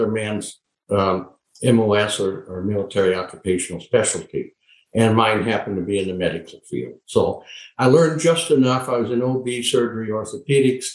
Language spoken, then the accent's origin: English; Solen, North Dakota, United States; now in Lexington, United States; I was born and raised on the Sioux Indian Reservation on many thousands of acres in Sioux County in North Dakota, Solon, North Dakota